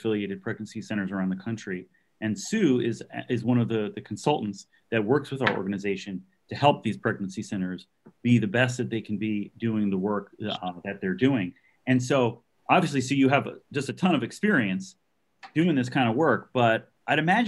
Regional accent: Northeast, United States; now in Virginia, United States; I grew up in the Northeast

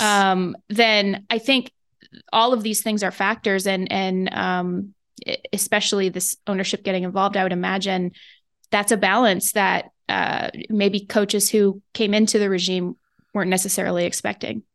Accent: West Coast, United States; moved away; I grew up on the West Coast

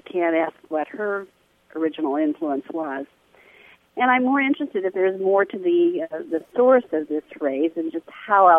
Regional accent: Midwest, United States; also born or lived in Indianapolis, Indiana; as a Midwesterner

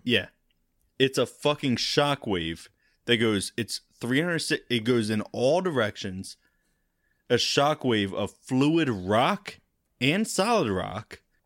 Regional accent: United States; I'm American

